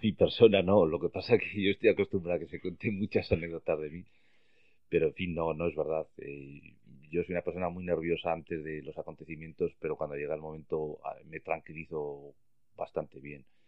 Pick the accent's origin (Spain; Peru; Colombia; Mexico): Spain; Logroño, La Rioja; moved away as an adult; also born or lived in Madrid; Yo nací en Bretón de los Herreros 12